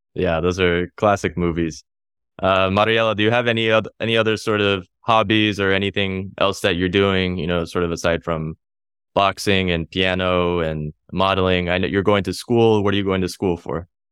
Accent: United States; me in the U S, I'm American

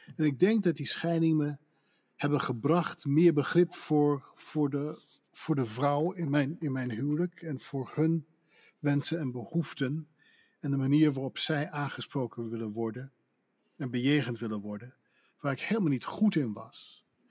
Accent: Netherlands; accent: Dutch; moved away as an adult; also born or lived in Pennsylvania / Newport, Vermont; now in United States; ik kwam daar net als een Hollander tussenin

